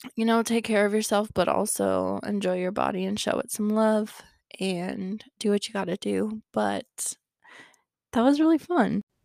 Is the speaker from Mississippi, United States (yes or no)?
no; Wyoming, United States; I grew up in Wyoming